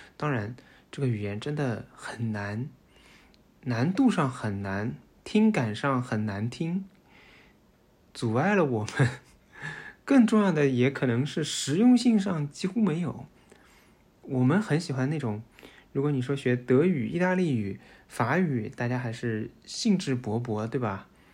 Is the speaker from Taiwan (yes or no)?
no; Shanghai, China; moved away as an adult; now in Netherlands; 我们上海人就会被说排外